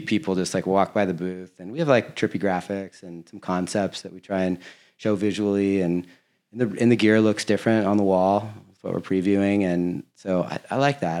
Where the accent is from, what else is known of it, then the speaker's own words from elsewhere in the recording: Laguna Beach, California, United States; I'm from Laguna Beach